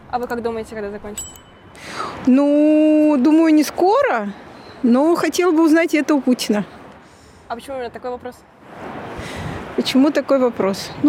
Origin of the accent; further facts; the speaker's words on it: Saint Petersburg, Russia; Допустим, я бы сейчас, я из Санкт-Петербурга сама, я бы сейчас нынешнее руководство Петербурга поменяла бы.